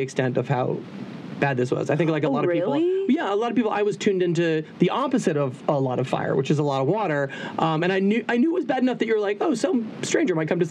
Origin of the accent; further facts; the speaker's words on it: Florida, United States; Yeah, so, I'm from Florida.